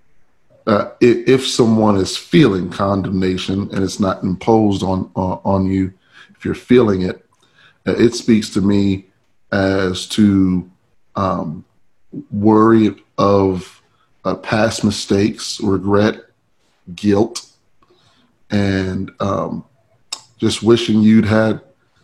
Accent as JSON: {"language": "English", "town": "New York City", "region": "New York", "country": "United States", "tie": "born or raised there", "moved": "yes", "lives_now": "Chicago, United States", "said": "grew up, born and raised in Brooklyn, New York."}